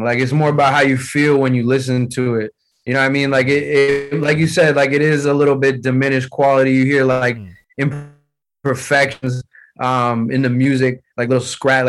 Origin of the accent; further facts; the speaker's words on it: United States; born there; But at the same time, I'm born in the U.S., so, you know, I grew up listening to hip-hop.